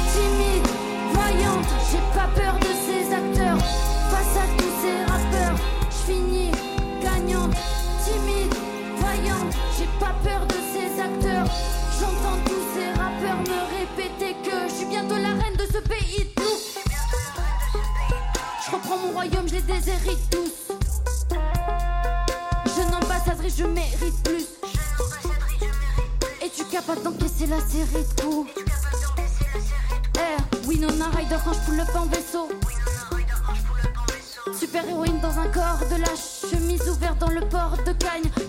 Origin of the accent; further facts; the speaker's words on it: Toulouse, Occitania, France; je viens de Toulouse